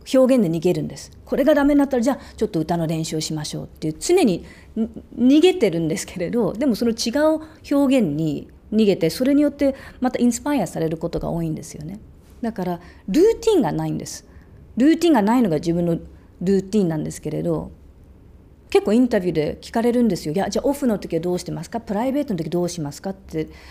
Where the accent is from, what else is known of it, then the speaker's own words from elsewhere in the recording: Australia; moved away; オーストラリアで育った